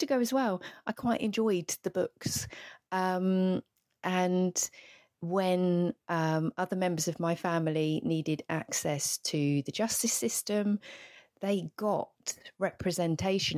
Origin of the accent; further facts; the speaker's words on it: the Southeast, South East England, United Kingdom; I grew up in the Southeast